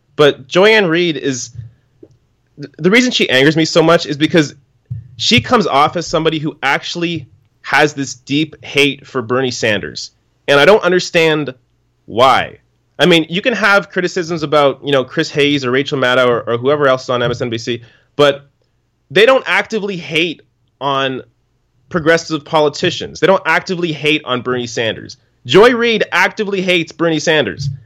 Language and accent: English; Canada; me being Canadian